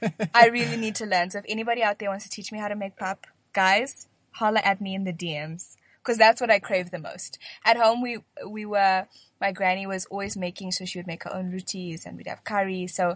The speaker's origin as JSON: {"language": "English", "region": "Bulawayo", "country": "Zimbabwe", "tie": "born or raised there", "also_born_or_lived": "Harare / Stellenbosch / Cape Town", "moved": "as an adult", "lives_now": "Johannesburg, South Africa", "said": "Well, I was born in Harare, but I actually grew up in Bulawayo, which is a small town, with my mom and my brothers."}